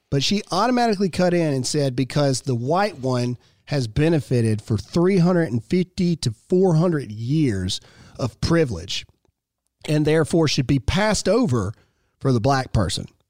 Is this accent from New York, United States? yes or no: no; Mississippi, United States; I am born and raised in Mississippi